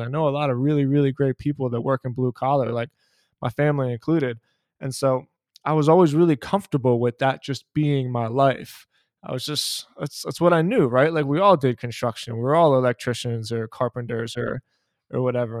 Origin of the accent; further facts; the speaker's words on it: Philadelphia, Pennsylvania, United States; I, I'm from Philadelphia, I was born and raised in Philadelphia